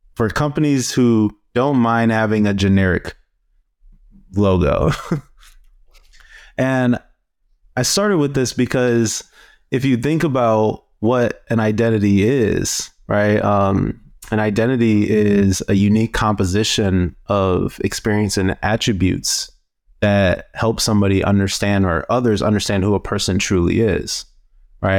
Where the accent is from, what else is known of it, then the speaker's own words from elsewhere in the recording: Cleveland, Ohio, United States; I am from Cleveland, Ohio.